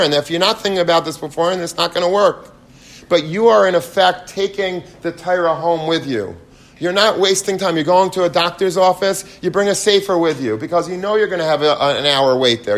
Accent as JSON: {"language": "English", "country": "United States", "said": "I'm American"}